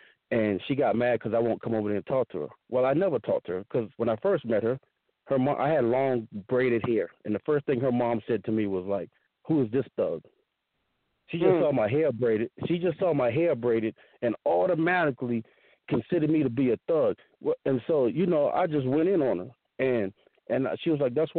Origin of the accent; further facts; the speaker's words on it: the South, United States; I grew up in the South